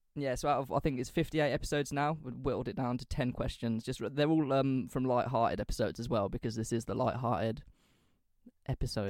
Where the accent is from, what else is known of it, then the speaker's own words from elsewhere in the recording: England, United Kingdom; we're from England